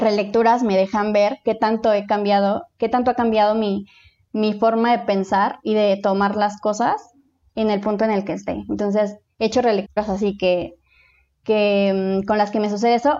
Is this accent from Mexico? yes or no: yes; Mexico City, Mexico; soy de la Ciudad de México, tengo 29 años